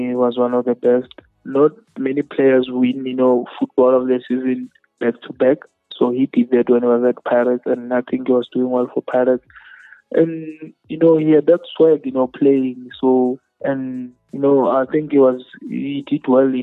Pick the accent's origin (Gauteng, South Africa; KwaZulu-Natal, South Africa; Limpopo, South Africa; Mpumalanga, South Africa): Limpopo, South Africa; we're from Limpopo.